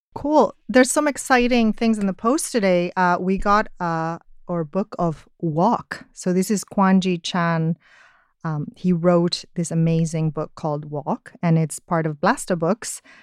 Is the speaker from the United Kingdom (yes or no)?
no; Spain; I'm Spanish, uh, and I'm a writer